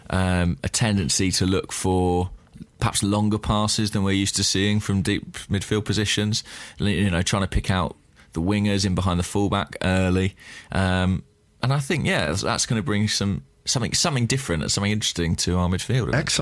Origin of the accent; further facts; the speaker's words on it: England, United Kingdom; as an Englishman